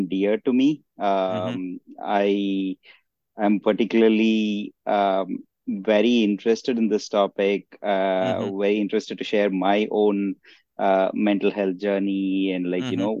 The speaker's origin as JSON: {"language": "English", "region": "South India", "country": "India", "tie": "born or raised there", "moved": "as an adult", "lives_now": "United States", "said": "I grew up, I was born and raised in India, in the southern part of India. I came here to the US back in 2006 to do my master's degree."}